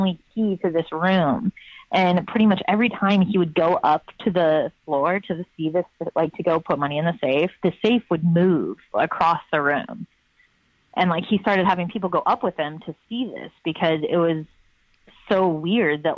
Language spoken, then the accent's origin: English; Lafayette, Indiana, United States; growing up in Lafayette, Indiana, my high school used to run this haunted mansion